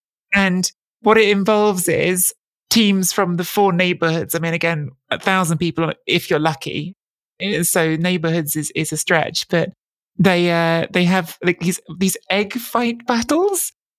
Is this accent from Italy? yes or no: yes; Italy; born or raised there; moved away